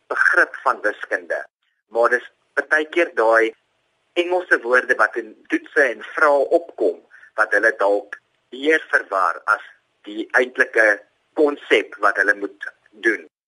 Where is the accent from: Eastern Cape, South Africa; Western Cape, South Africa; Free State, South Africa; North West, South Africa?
Eastern Cape, South Africa; moved away; Ek kom oorspronklik van die Oos-Kaap af en ek het na Hoër Tegniese Skool Potrex toe gegaan.